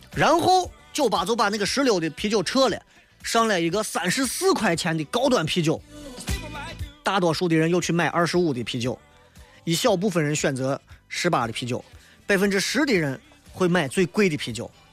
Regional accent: Shaanxi, China; 我们陕西人对于文物和古迹这些名声、古迹这些东西，因为真的我们见的太多了

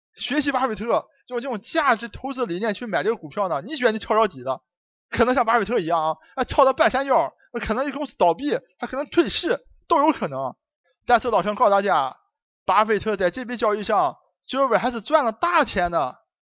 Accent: Dalian, Liaoning, China; accent: Dalian dialect; moved away; 我爱我的家乡，虽然我不能像巴菲特一样，常年地坚持地居住在我的家乡，但是我希望把我的乡音能够保存住

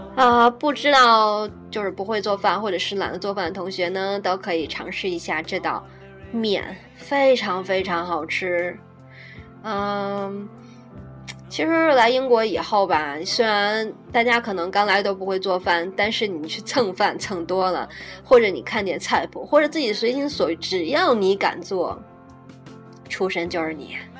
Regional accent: Shandong, China; moved away as an adult; now in United Kingdom; 我说我是山东的呀

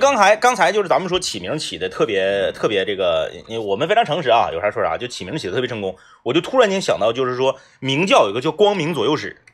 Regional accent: Changchun, Jilin, China; 我们是东北人

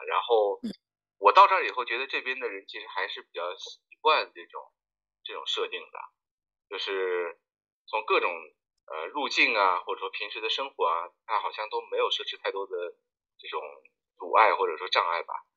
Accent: China; first language Chinese; moved away as an adult; also born or lived in Honduras; now in Mexico; 咱们大多数的汉族人

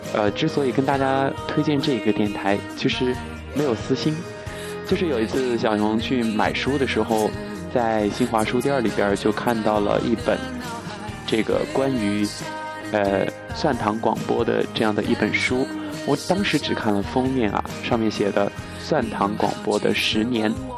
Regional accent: Chongqing, China; accent: Chongqing dialect; 我们这里就不是一个说普通话的地方，目前在重庆，我所谓的是重庆话

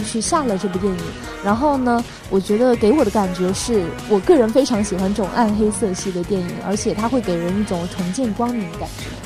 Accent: China; 我们中国人

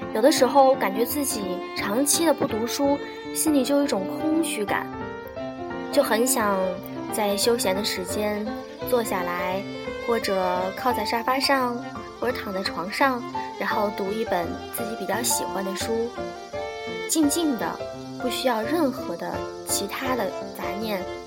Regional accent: China; 我们中国人

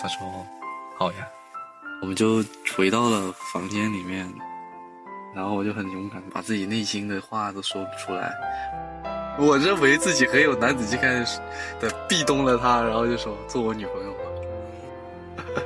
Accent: Haikou, Hainan, China; moved away as an adult; also born or lived in Guangzhou; 回到我现在这个城市，也是我的家乡，海口。我在这边的工作几乎都是在一个疗伤的过程。从广州回到海口

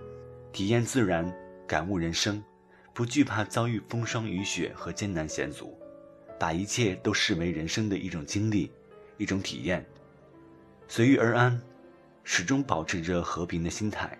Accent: China; 这里，我们也看到我们中国人旅游和外国人旅行的一些差别。

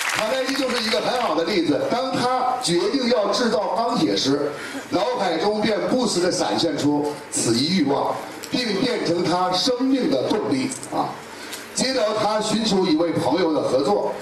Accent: Tangshan, Hebei, China; 我们唐山那块儿

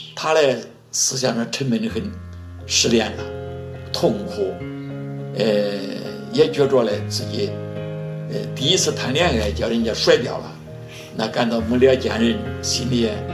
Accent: China; also born or lived in Zhengzhou; 作为一个中国人

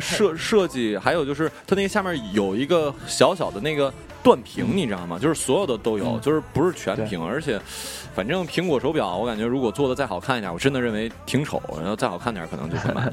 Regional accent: village near Changbai Mountain, Jilin, China; 我们老家 我们老，嗯。老家是村儿里嘛，然后有，有山，然后天气好的时候呢，就是，呃，能看见长白山

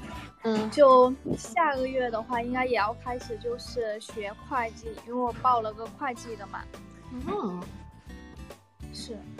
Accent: Shantou, Guangdong, China; accent: Guangdong accent; 我是潮汕那边的嘛

